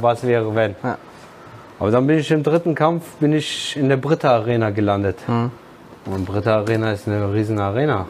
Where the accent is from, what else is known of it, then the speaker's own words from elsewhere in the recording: Wiesbaden, Hesse, Germany; ich bin zwar in Wiesbaden geboren, in der HSK-Klinik